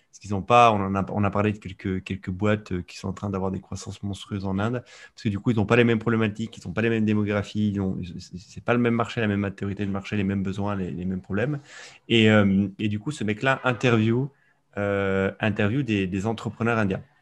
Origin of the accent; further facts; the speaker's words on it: Sicily, Italy; moved away; moi, j'ai grandi en Sicile